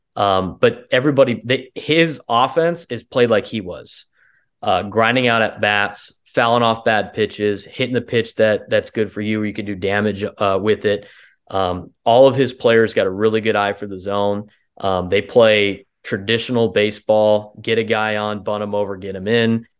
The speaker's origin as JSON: {"language": "English", "town": "San Diego", "region": "California", "country": "United States", "tie": "born or raised there", "also_born_or_lived": "Arizona", "said": "my hometown"}